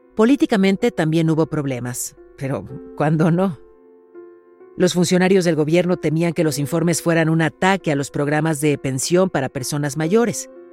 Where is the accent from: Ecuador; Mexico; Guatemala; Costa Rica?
Mexico; mi país